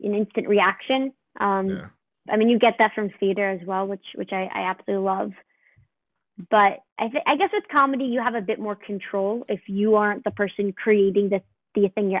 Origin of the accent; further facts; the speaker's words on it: New York City, New York, United States; I'm from New York